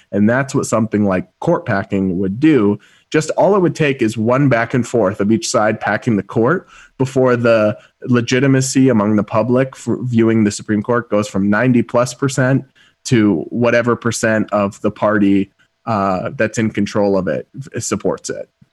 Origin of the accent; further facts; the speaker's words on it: Massachusetts, United States; my home state of Massachusetts